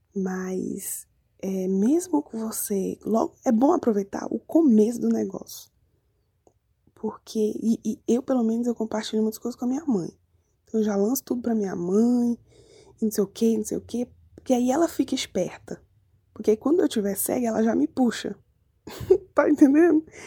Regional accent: Manaus, Amazonas, Brazil; moved away; sou de Manaus, moro em Credi.

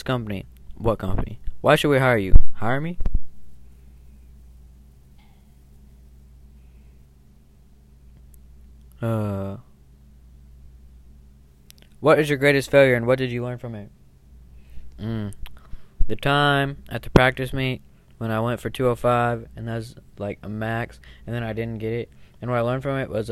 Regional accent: California, United States; I'm from California

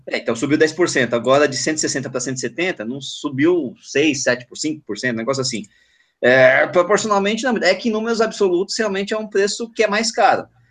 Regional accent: São Paulo, Brazil; eu que sou paulistano, que moro em São Paulo

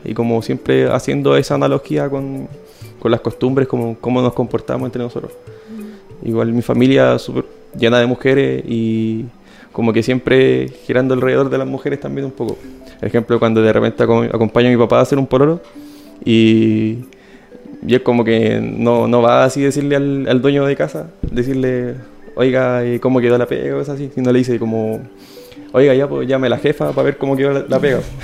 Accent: Santiago, Santiago Metropolitan Region, Chile; moved away as an adult; also born or lived in Valparaíso Region; now in Valparaíso, Chile; yo nací en Santiago

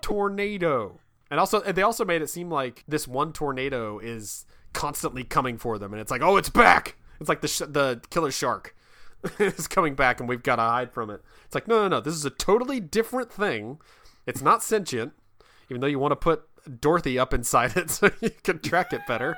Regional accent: Kansas, United States; now in Virginia, United States; I'm from Kansas

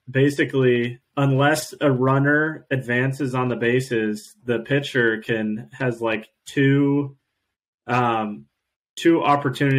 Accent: Eugene, Oregon, United States; When I was growing up in Eugene

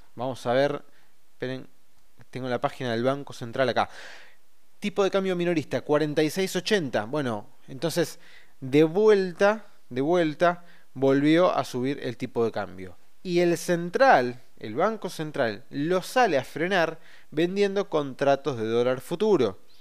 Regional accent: Argentina; somos este, argentinos y tenemos la obligación y el derecho de votar

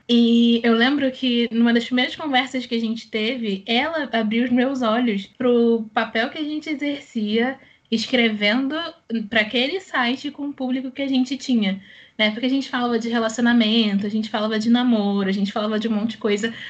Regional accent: Rio de Janeiro, Brazil; eu sou do Rio de Janeiro

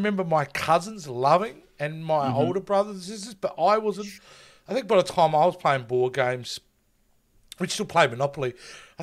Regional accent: Australia; I'm an Aussie

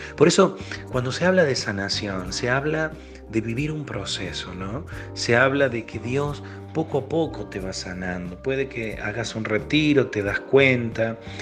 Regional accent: Argentina; Yo soy de Argentina

